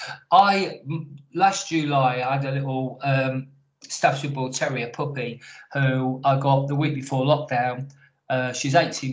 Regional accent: Canada; also born or lived in United States / Jersey / Doncaster; now in Copford, United Kingdom; I'm actually Canadian, born in Canada, moved from Canada to America, moved from America to Jersey, moved from Jersey to Doncaster, where my parents were born. I'm now in Essex, Copford

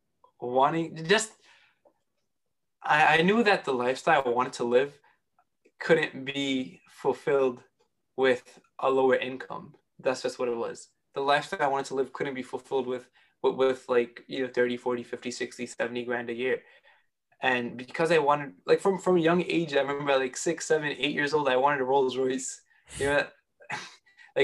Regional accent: New York City, New York, United States; I was born and raised in Queens, New York

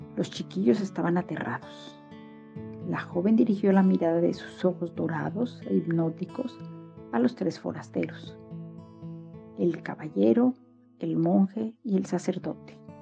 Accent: Mexico; now in Berlin, Germany; Soy mexicana, vivo en Berlín

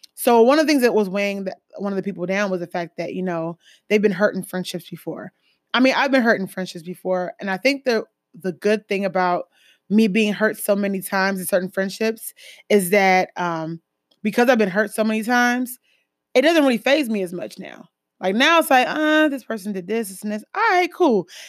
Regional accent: Jamaica; I'm West Indian, um, Caribbean, Jamaican

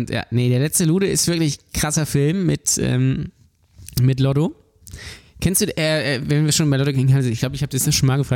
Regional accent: Hamburg, Germany; Also wirklich auch wichtig als Hamburger

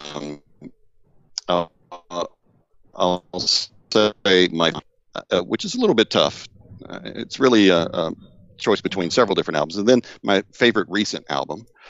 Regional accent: Deep South, United States; I grew up in the Deep South

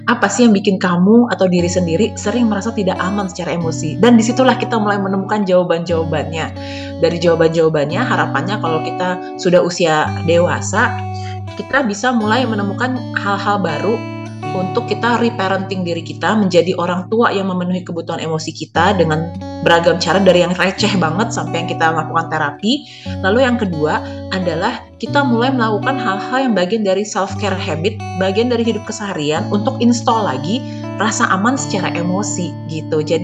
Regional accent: Jakarta, Indonesia; walaupun saya besar di Jakarta

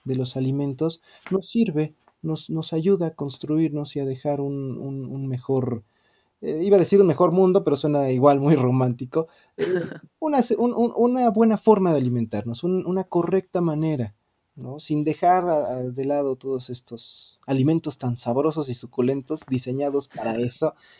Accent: Mexico; como mexicanas, como mexicanos

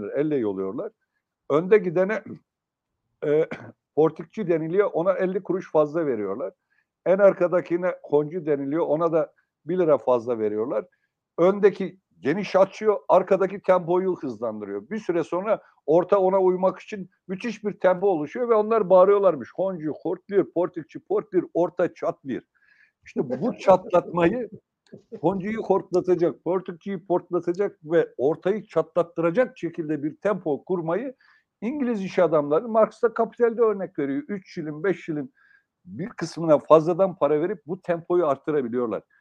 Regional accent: Sivas, Sivas Province, Turkey; Daha çarpıcı bir örneğini ben Sivaslıyım biliyorsunuz Yayla'da.

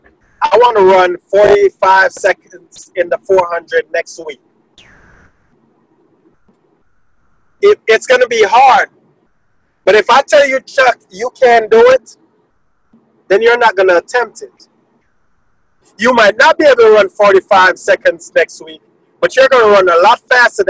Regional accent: Jamaica; moved away; I'm from Jamaica

